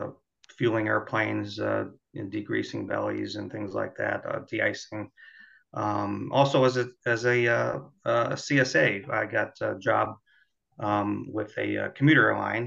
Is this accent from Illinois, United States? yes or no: yes; Chicago, Illinois, United States; I grew up in the Chicago area and happened to live under the approach path for O'Hare